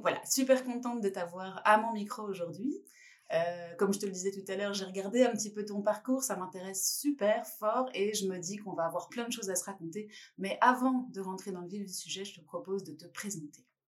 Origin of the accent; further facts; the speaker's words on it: France; en tant que Française